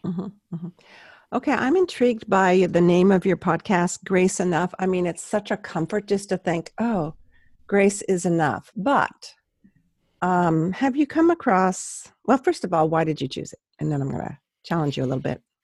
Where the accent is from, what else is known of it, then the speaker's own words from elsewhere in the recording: San Luis Obispo, California, United States; I'm from San Luis Obispo and no one can pronounce